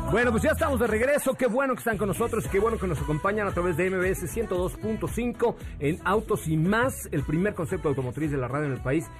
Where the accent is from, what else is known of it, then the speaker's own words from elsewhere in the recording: Mexico; como mexicanos, como comunicadores